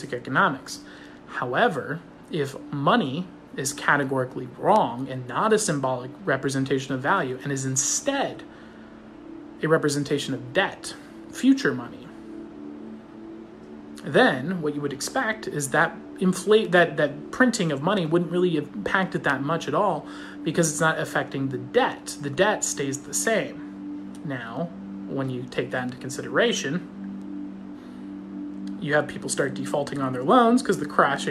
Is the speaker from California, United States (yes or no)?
yes; Fullerton, California, United States; I grew up in Fullerton